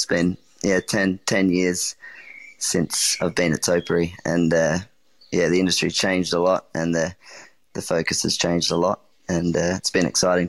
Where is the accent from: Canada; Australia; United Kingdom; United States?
Australia; South Australia; I think growing up in the Adelaide Hills, in a single mum and my brother, it was definitely about, using what you have and what you can get, what you're surrounded by.